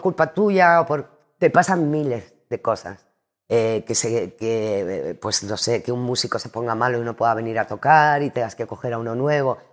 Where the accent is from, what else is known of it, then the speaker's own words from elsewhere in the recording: Andalusia, Spain; also born or lived in Cádiz / Madrid; me encanta mi tierra de Andalucía